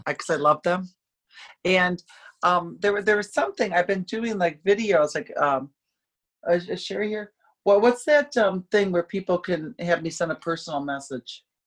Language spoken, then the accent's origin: English; upstate New York, United States; moved away as an adult; now in Orlando, United States; I grew up in upstate New York